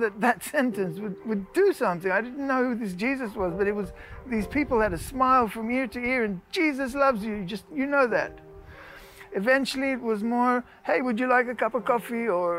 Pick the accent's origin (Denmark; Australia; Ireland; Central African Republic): Australia; also born or lived in Netherlands / South Africa / France; now in Israel; I was born in Holland, grew up in Australia, South Africa, a little bit of France, and then we did Aliyah.